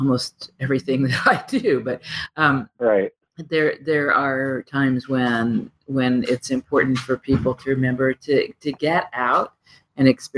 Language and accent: English; Midwest, United States; Being a Midwesterner